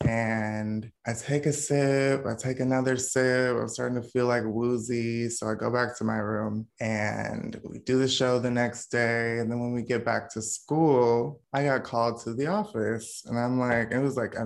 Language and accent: English; North Carolina, United States; also born or lived in Washington, D.C.; I was born in South Carolina. My family moved to DC like when I was like one. So I spent half my childhood growing up in DC, and then we moved to North Carolina.